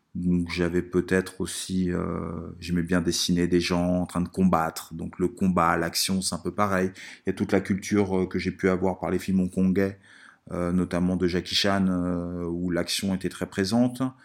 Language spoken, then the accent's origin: French; Italy; moved away; quand j'étais petit en Italie